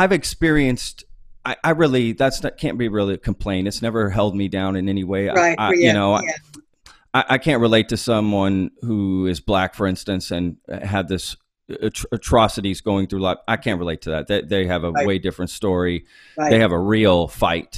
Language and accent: English; Dallas, Texas, United States; I grew up in Dallas